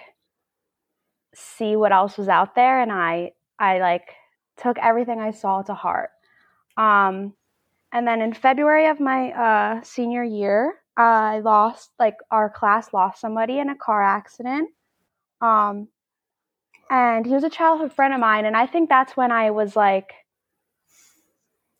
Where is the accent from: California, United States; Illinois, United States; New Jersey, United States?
New Jersey, United States; I'm 24 years old, and I'm from New Jersey